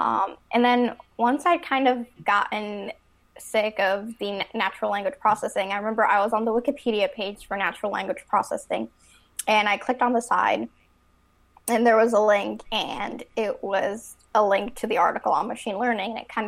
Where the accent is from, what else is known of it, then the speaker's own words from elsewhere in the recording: Chicago, Illinois, United States; I'm from Chicago.